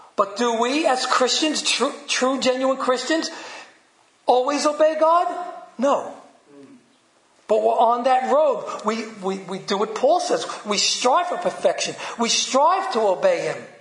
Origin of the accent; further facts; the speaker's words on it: New York City, New York, United States; accent: Brooklyn; my Brooklyn accent